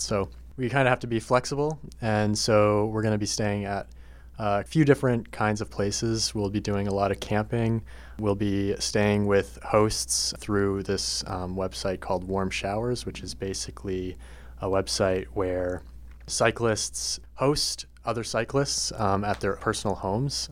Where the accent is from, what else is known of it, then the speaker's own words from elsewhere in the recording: Berlin, New Hampshire, United States; moved away; I'm from Berlin, New Hampshire. It's a very rural, small town